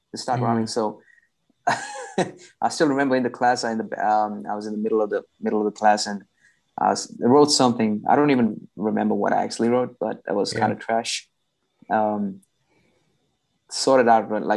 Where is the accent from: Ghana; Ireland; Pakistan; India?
India; moved away as an adult; now in Australia; My background, I'm Indian. I'm not Aussie, by the way. I'm Indian. And I was doing my bachelor's degree. I used to study in India